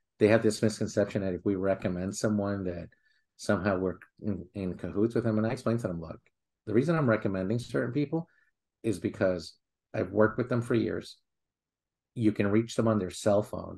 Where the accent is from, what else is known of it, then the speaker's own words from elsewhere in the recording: New York City, New York, United States; I grew up in Queens